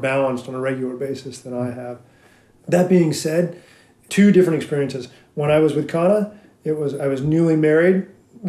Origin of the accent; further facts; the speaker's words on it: Reno, Nevada, United States; I got to be a kid growing up in Reno